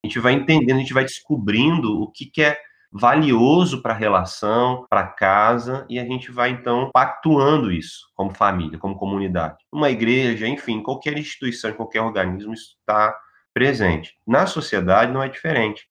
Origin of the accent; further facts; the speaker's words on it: Volta Redonda, Rio de Janeiro, Brazil; now in Rio de Janeiro, Brazil; eu sou do interior do estado, de Volta Redonda. Na verdade, eu sou fluminense, mas já vivo aqui no Rio de Janeiro como carioca há uns 10 anos